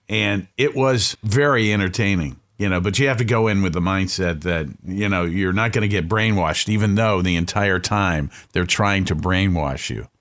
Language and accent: English; Cleveland, Ohio, United States; I'm from Cleveland